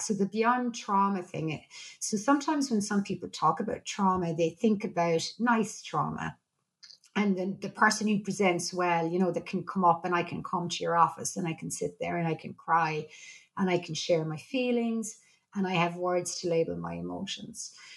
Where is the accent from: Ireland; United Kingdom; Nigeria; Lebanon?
Ireland; I'm Irish